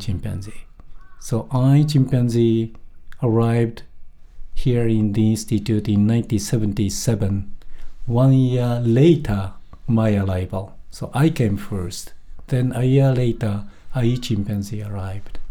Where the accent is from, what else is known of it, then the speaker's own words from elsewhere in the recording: Tokyo, Japan; moved away as an adult; also born or lived in Kyoto; I was raised in Tokyo area